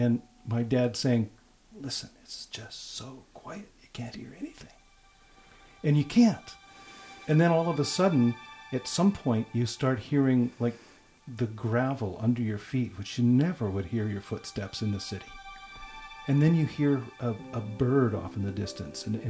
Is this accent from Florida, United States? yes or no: no; Southern California, United States; now in Yosemite, United States; I grew up in Southern California